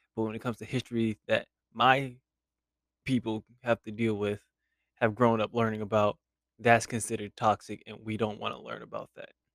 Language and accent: English; United States; as an American